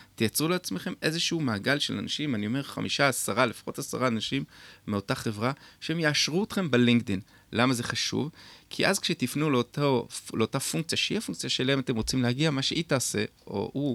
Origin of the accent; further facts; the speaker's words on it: Beit HaShita, Northern District, Israel; אני גדלתי בקיבוץ בית השיטה